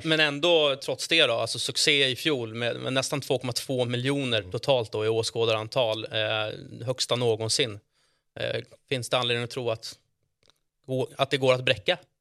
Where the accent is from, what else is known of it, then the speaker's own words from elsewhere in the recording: Stockholm, Stockholm County, Sweden; Jag som är från Stockholm